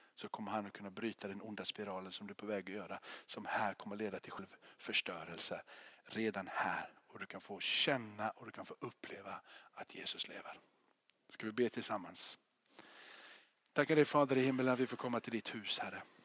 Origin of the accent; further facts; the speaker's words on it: Rottne, Kronoberg County, Sweden; now in Gothenburg, Sweden; När jag flyttade här från Göteborg ner dit när jag var tio år